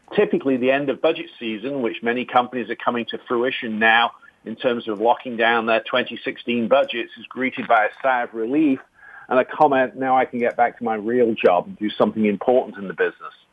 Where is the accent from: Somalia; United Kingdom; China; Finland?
United Kingdom; England; now in Ohio, United States; being an Englishman, we grew up with no cuisine